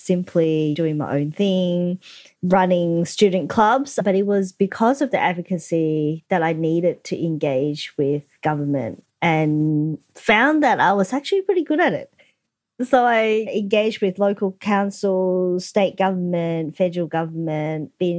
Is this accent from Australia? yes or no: yes; Melbourne, Victoria, Australia; also born or lived in Hong Kong; So I came to Australia when I was seven with my parents